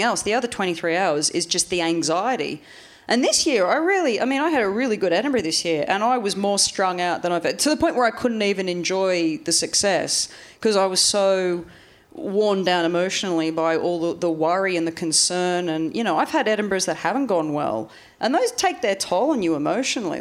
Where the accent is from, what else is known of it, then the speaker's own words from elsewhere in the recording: Australia; moved away; growing up in Australia